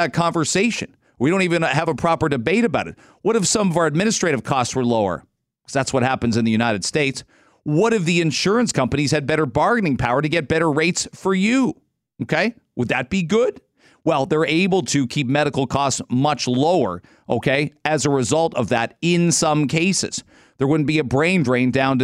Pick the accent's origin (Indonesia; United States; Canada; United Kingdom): Canada; London, Ontario; I grew up in London